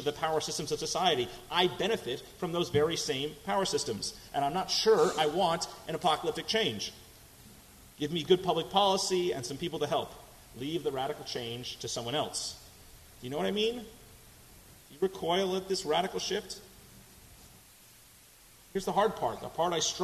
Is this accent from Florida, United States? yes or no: no; Massachusetts, United States; now in Houston, United States; my home state of Massachusetts